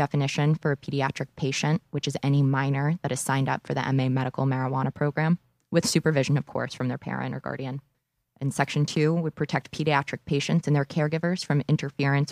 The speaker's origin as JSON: {"language": "English", "town": "Boxborough", "region": "Massachusetts", "country": "United States", "tie": "born or raised there", "said": "my hometown, Boxborough"}